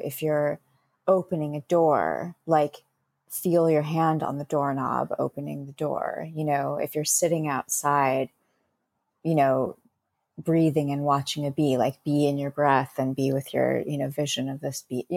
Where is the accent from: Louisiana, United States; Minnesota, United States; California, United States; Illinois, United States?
California, United States; Bay Area; I'm from the Bay Area